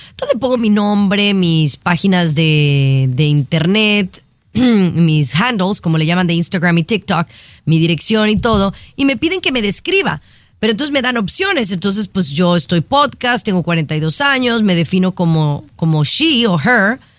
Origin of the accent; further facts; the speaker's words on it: Mexico; ¿Soy una mexicana nacida en México?